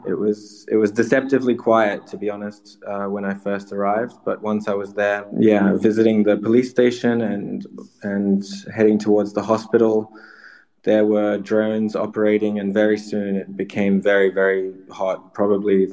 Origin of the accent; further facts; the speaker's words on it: Sydney, New South Wales, Australia; now in Ukraine; I'm from Sydney, Australia originally